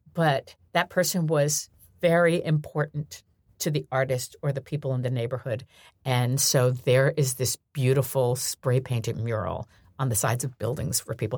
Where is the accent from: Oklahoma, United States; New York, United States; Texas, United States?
New York, United States; I grew up in New York